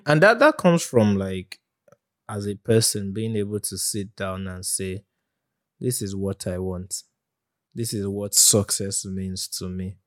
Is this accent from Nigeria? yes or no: yes; Nigeria; as a Nigerian